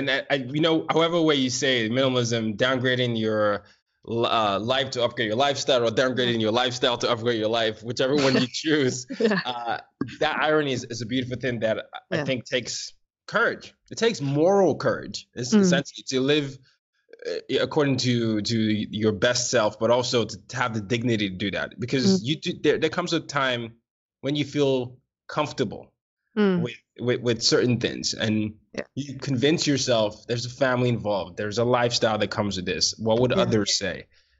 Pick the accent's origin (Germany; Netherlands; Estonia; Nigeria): Nigeria; because my parents are Nigerian. Well, I mean, we're all Nigerian